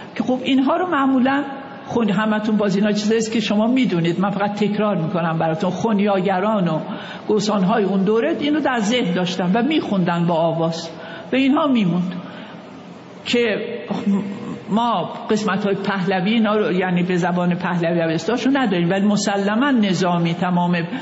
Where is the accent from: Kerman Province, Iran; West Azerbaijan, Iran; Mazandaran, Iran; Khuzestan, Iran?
West Azerbaijan, Iran; Khoy; moved away; also born or lived in Tehran / Kashmar; من در شهر خوی دنیا آمدم خوی یه شهری در شهر آذربایجان